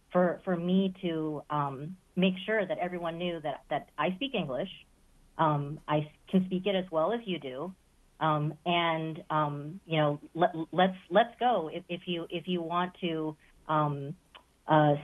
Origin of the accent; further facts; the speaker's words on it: the Midwest, Ohio, United States; as a child, growing up in the Midwest